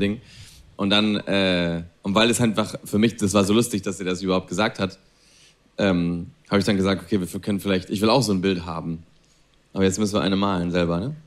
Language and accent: German; Spain; German is a second language; moved away as an adult; also born or lived in Berlin, Germany / Italy; Ich bin in Spanien aufgewachsen, ich bin in Spanien geboren